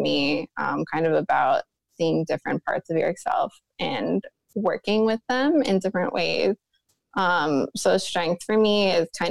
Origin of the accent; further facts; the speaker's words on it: New York, United States; I'm from New York State originally